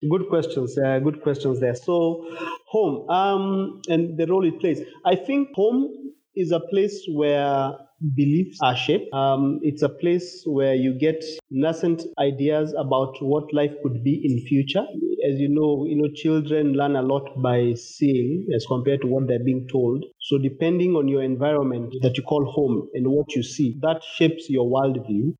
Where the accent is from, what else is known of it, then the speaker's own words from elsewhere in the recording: Ongata Rongai, Kajiado County, Kenya; also born or lived in Nairobi, Kenya; i was born in nairobi kenya but then i grew up in a small local town called Ongatarongai, uh, where I spent my entire life up until I finished my university and moved on to um, the city.